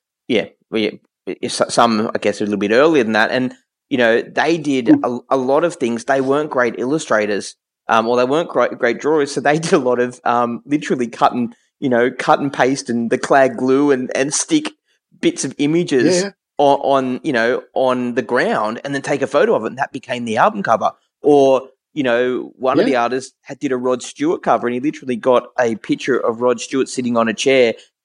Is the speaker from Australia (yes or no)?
yes; Australia; I'm Australian